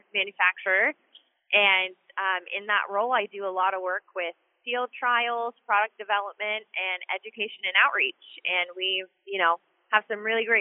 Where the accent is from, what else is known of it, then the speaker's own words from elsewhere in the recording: Washington, United States; I was born and raised in Washington State, and I still live here